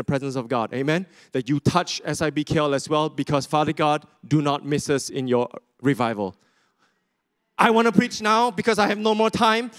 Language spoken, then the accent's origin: English; Sarawak, Malaysia; I'm from Sarawak, just in case you didn't know, these are my people.